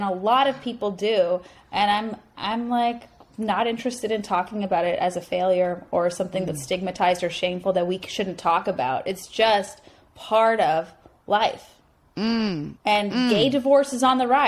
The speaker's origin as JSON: {"language": "English", "country": "Canada", "moved": "as an adult", "lives_now": "United States", "said": "I'm Canadian"}